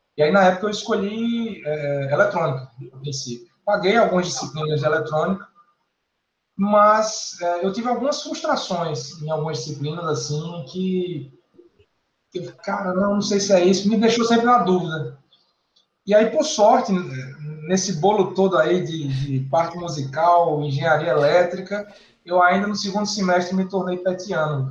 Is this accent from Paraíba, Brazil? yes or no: yes; Campina Grande, Paraíba, Brazil; moved away as an adult; also born or lived in Brasília; now in João Pessoa, Brazil; na universidade lá na minha cidade, Campina Grande, na, na Paraíba